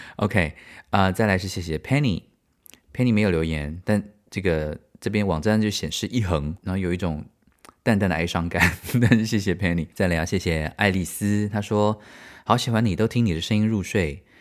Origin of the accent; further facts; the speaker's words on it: Taiwan; moved away as an adult; also born or lived in United States; now in Germany; 身为台湾人